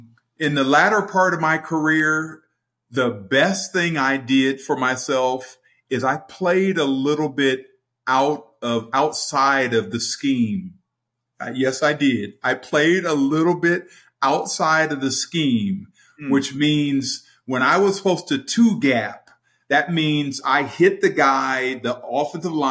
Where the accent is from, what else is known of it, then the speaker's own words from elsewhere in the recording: Sacramento, California, United States; a black kid growing up in Sacramento, California, Northern California